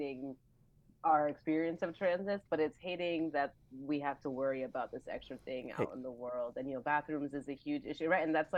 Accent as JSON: {"language": "English", "town": "New York City", "region": "New York", "country": "United States", "tie": "born or raised there", "also_born_or_lived": "Yonkers / Queens", "said": "I was born in Brooklyn and raised in Brooklyn, in Yonkers, my grandma's place in Queens"}